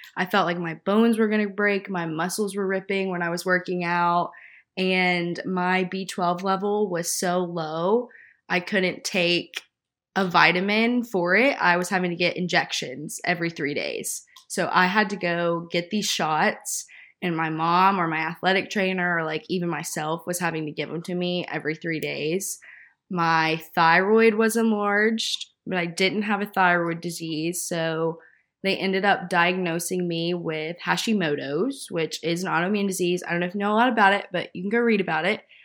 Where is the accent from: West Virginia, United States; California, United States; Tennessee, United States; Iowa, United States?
Tennessee, United States; Nashville; I am originally from Nashville. I was born and raised in the suburbs